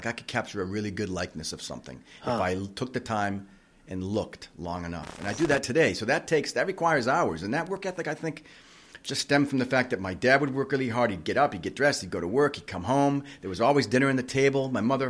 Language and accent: English; Puerto Rico; Okay, so I grew up in Puerto Rico. We had a swimming pool, and it was really there that I began to examine my surroundings.